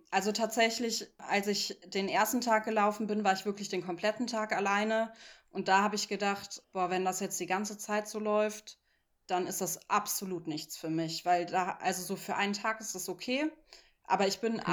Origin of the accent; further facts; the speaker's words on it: Cologne, North Rhine-Westphalia, Germany; ich komme ja eigentlich aus Köln, wo einfach immer ein Bus fährt